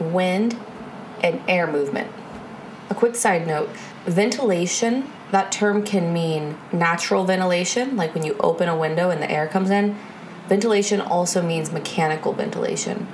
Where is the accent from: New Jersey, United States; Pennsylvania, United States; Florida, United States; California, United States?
Florida, United States; moved away; I'm originally from Florida